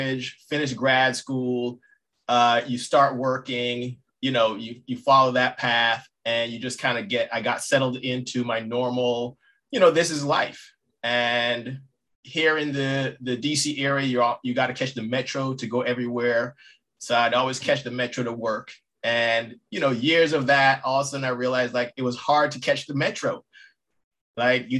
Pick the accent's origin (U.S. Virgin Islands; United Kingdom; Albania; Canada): U.S. Virgin Islands; moved away; I'm originally from St. Croix, born and raised.